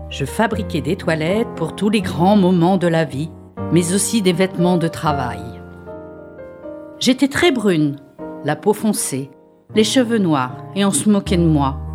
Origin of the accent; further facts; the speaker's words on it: Saint-Romain-de-Benet, Nouvelle-Aquitaine, France; born there; Je suis née en 1932 à Saint-Romain-de-Benay.